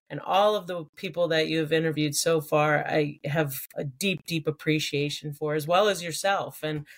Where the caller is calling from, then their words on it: New York, United States; I'm actually joining from my house in upstate New York.